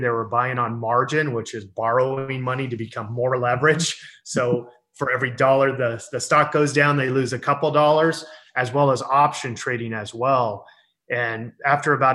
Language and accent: English; San Diego, California, United States; I'm born and raised in San Diego, which is in California, which is in the United States.